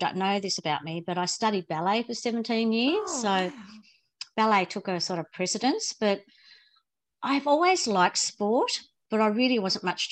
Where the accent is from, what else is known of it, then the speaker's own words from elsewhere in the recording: Launceston, Tasmania, Australia; I grew up in Launceston in Riverside, born and bred in Riverside, went to Riverside Primary, Riverside High School.